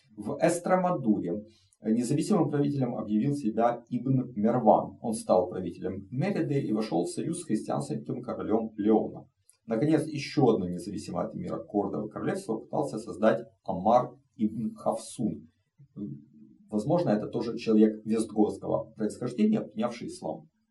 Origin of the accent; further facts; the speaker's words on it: Ukraine; moved away as an adult; Россия напала на мою страну, Украина в огне, а, мой родной город под бомбежками